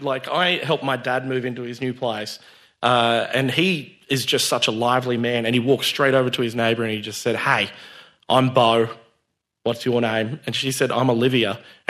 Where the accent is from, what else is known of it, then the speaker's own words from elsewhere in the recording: Bundaberg, Queensland, Australia; I am a Queenslander. Oh. I was born in Bundaberg, of all places.